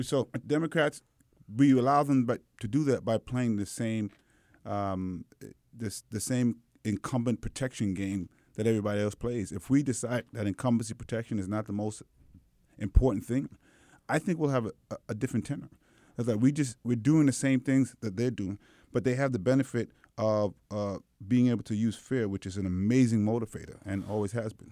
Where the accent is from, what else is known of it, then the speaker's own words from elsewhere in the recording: New York City, New York, United States; also born or lived in Manhattan; I did all my schooling in the Brooklyn public school system